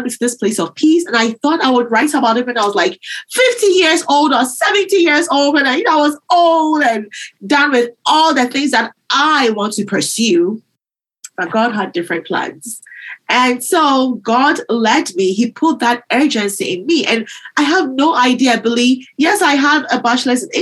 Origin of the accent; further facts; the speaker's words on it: Ghana; now in United States; I grew up in Ghana, and before I came to the U.S.